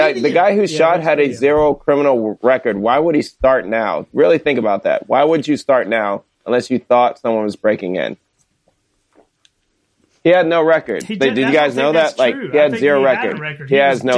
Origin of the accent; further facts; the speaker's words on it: North Carolina, United States; we're obviously all from North Carolina